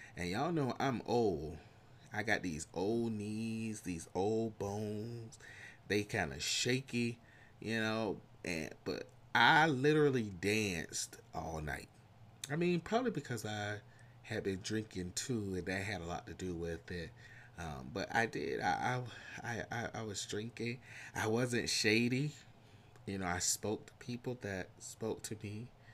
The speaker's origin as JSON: {"language": "English", "country": "United States", "accent": "country", "said": "my country accent, my country twain's coming out"}